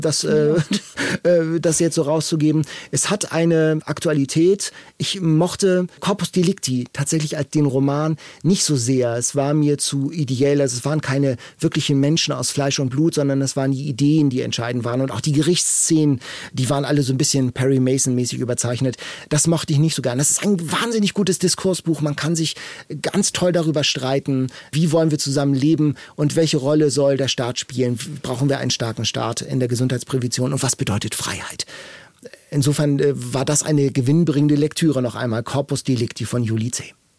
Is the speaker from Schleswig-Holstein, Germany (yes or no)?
yes; Lübeck, Schleswig-Holstein, Germany; also born or lived in Franconia, Bavaria; now in Hamburg, Germany; Ich komme ja aus Lübeck und äh, Hamburg ist tatsächlich jetzt, das ist meine Heimat hier.